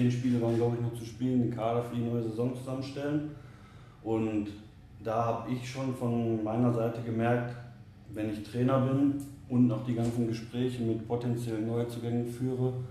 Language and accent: German; Oberhausen, North Rhine-Westphalia, Germany; born there; Ich bin gebürtiger Oberhausener, 33 Jahre alt